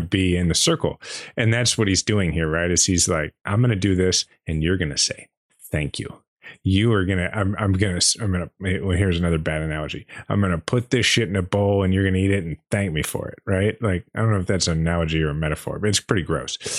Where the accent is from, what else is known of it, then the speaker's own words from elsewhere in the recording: Kansas City, United States; proud as I am to be from Kansas City